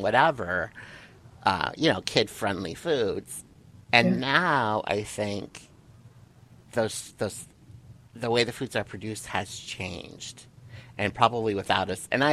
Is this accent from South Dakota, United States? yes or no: yes; South Dakota, United States; now in California, United States; I grew up in South Dakota, hardworking, middle class parents, raising three kids